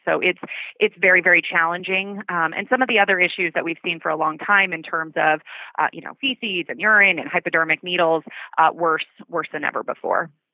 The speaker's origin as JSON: {"language": "English", "area": "Oahu", "region": "Hawaii", "country": "United States", "tie": "born or raised there", "moved": "yes", "lives_now": "San Francisco, United States", "said": "I grew up in Hawaii"}